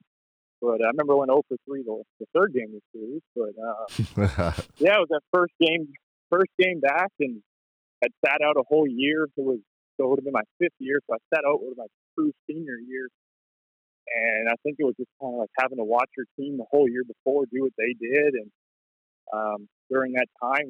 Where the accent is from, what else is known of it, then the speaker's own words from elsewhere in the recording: Delta, British Columbia, Canada; moved away as an adult; growing up in North Delta